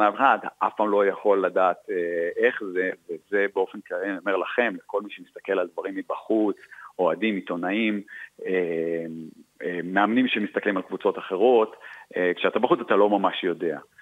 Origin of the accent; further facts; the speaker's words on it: Israel; moved away as an adult; also born or lived in Australia; now in Milan, Italy; אנחנו ישראלים ואנחנו רואים בישראל בית